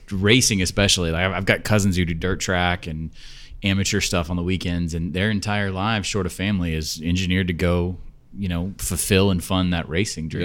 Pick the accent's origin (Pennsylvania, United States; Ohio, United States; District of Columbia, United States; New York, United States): District of Columbia, United States; Washington; I grew up in Washington, D C